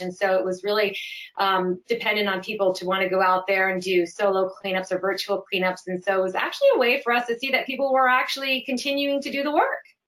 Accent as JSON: {"language": "English", "region": "Connecticut", "country": "United States", "tie": "born or raised there", "also_born_or_lived": "Vermont", "moved": "as an adult", "lives_now": "California, United States", "said": "I grew up in Connecticut, went to school in Vermont, um, the University of Vermont, and then moved out here and have stayed and started my family here"}